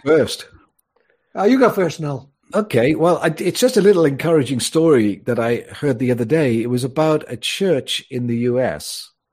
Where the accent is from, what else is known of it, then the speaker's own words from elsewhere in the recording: Wales, United Kingdom; also born or lived in Mallorca, Spain; now in Spain; I was born in Wales, so I am Welsh